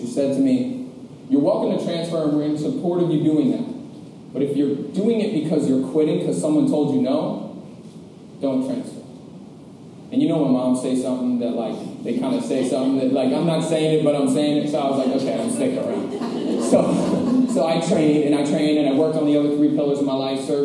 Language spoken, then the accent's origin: English; Westchester, New York, United States; now in New York City, United States; I grew up in Westchester, New York, and I grew up under the two greatest parents on the entire planet